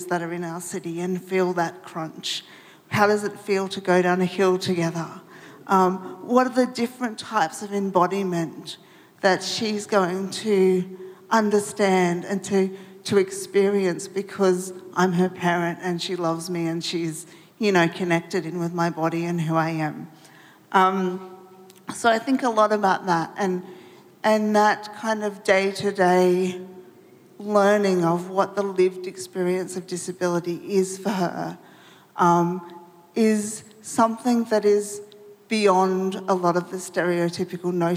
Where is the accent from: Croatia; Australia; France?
Australia; Melbourne, Victoria; I'm from Melbourne